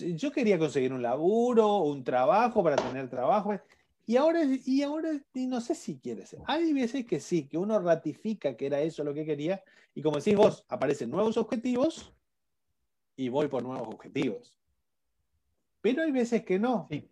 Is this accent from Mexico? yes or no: no; Argentina; como en Argentina decimos